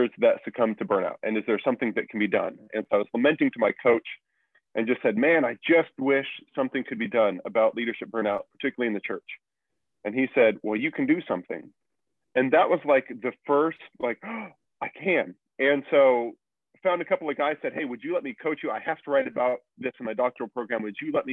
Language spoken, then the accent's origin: English; Kansas, United States; I was born in Kansas